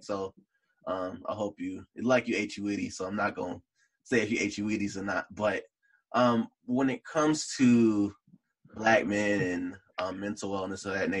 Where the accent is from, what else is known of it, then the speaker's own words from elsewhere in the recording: Detroit, Michigan, United States; I grew up in Morningside